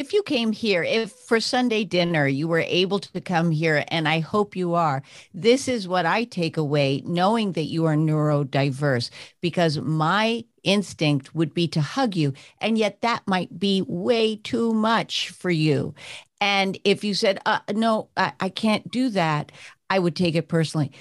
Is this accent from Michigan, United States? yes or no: no; New York, United States; I'm from New York